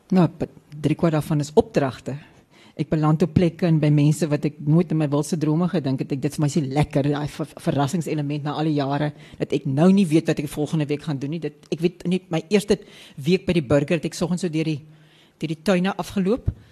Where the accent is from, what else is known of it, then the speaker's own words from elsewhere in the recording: West Coast, Western Cape, South Africa; moved away; also born or lived in Johannesburg; ek kom ons van die Weskus af